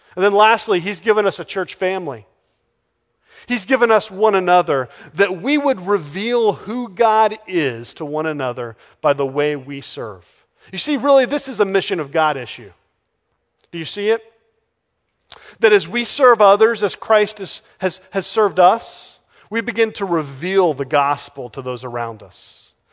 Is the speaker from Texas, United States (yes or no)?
yes; Texas, United States; moved away; I'm from Texas